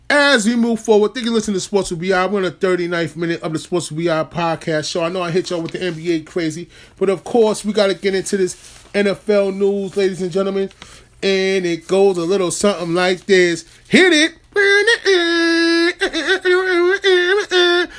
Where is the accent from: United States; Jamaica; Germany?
United States; New York; as a New Yorker